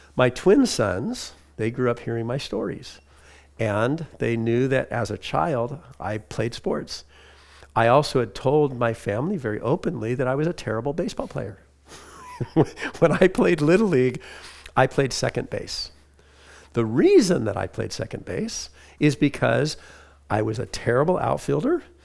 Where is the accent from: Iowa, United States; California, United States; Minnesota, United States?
California, United States; Huntington Beach; I grew up in Huntington Beach, California